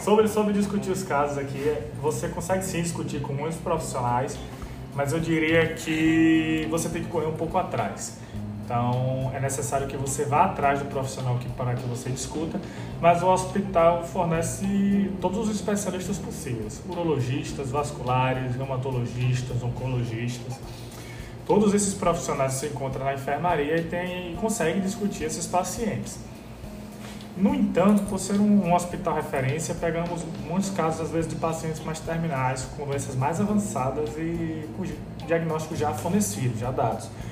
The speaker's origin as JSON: {"language": "Portuguese", "town": "João Pessoa", "region": "Paraíba", "country": "Brazil", "also_born_or_lived": "Recife", "moved": "as an adult", "lives_now": "Salvador, Brazil", "said": "Sou de João Pessoa"}